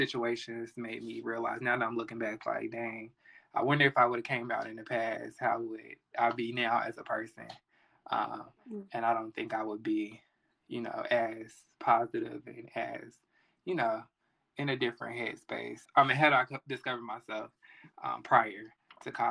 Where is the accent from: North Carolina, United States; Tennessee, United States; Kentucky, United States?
North Carolina, United States; Charlotte; I am from the South, Charlotte, North Carolina. So growing up in like middle school and elementary